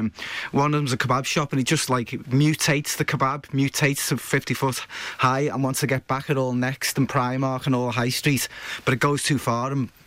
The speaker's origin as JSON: {"language": "English", "town": "Liverpool", "region": "North West England", "country": "United Kingdom", "tie": "born or raised there", "said": "I was brought up in Cantrell Farm"}